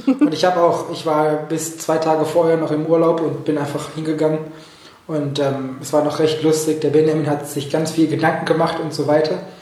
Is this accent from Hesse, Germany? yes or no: no; Oberhausen, North Rhine-Westphalia, Germany; moved away as an adult; now in Basel, Switzerland; ich komme ja ursprünglich aus dem Ruhrgebiet, aus mhm. dem wunderschönen Oberhausen